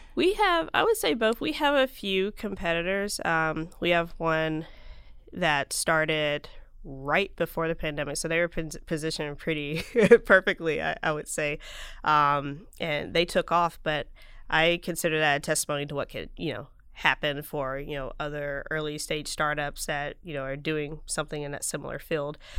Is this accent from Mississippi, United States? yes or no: yes; Vicksburg, Mississippi, United States; moved away as an adult; also born or lived in New Jersey; I'm originally from Vicksburg